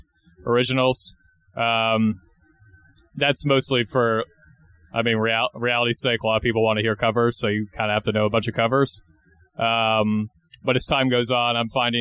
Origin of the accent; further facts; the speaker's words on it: Stuart, Florida, United States; now in Saint Augustine, United States; I'm originally from Stuart, Florida, which is, for those of you who don't know, that's like about 45 minutes north of West Palm Beach.